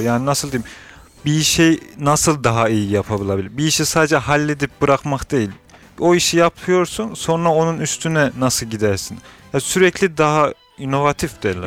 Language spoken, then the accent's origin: Turkish; Niğde, Turkey; now in Istanbul, Turkey; İstanbul'dan katılıyorum. Nideliyim doğuma büyüme.